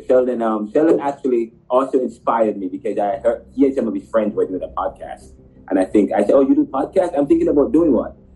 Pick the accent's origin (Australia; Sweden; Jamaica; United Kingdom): Jamaica; I'm from Jamaica